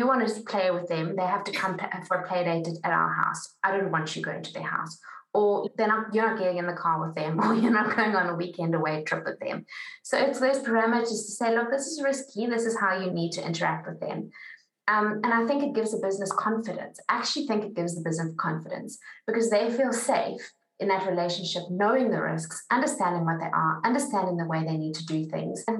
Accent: South Africa; as a South African

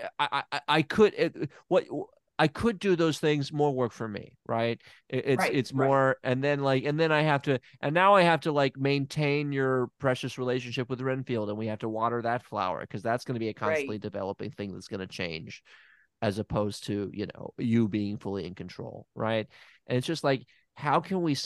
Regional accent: Tennessee, United States; when I was young, growing up in Tennessee

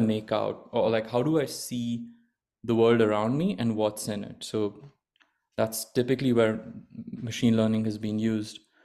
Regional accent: Mumbai, Maharashtra, India; moved away as an adult; also born or lived in Stanford, California / Washington, D.C. / Virginia; I grew up in India. without, uh, in, in Bombay

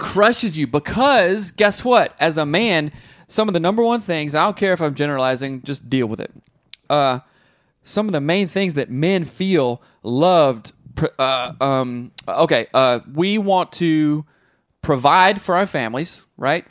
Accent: the South, United States; growing up in the South

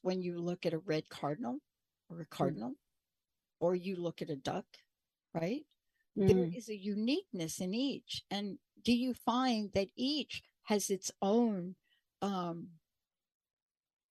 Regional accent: New York, United States; also born or lived in New Jersey; now in Washington State, United States; I grew up in New York

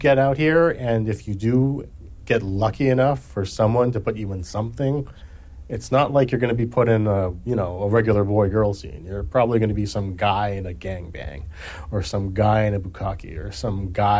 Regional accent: Hawaii, United States; moved away; I'm from Hawaii originally

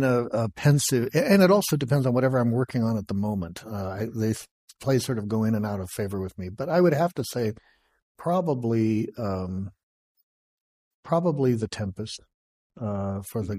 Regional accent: Los Angeles, California, United States; I'm from Los Angeles

